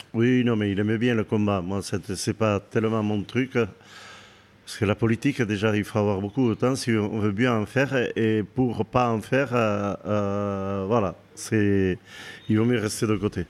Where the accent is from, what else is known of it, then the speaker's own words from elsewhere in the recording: Méharin, Nouvelle-Aquitaine, France; also born or lived in Bayonne / Biarritz; je, suis né à Méharin, je suis très attaché à ce village et j'ai vécu jusqu'à l'âge de 19 ans là-bas